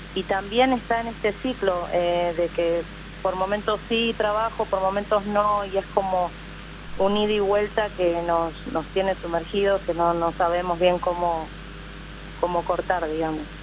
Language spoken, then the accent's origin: Spanish; Mar del Plata, Buenos Aires Province, Argentina; soy de Mar del Plata